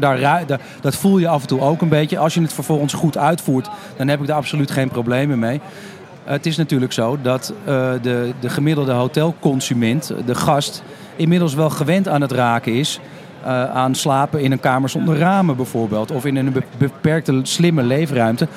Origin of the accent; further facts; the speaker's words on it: Amsterdam, North Holland, Netherlands; als Amsterdammer zelf, die woont, woont, werkt en recreëert